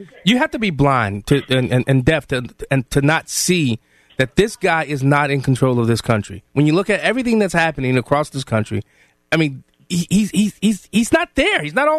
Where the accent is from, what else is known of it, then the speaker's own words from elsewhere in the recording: Rockford, Illinois, United States; So, no, I'm from Rockford.